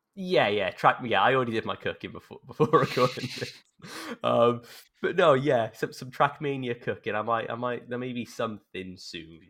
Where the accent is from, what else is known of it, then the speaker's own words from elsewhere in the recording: South Wales, United Kingdom; I'm from South Wales